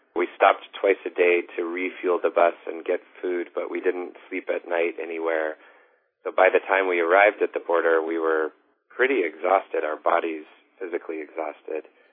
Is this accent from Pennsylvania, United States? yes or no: no; Washington, United States; as a kid growing up in Washington state in a relatively privileged semi-urban, semi-suburban neighborhood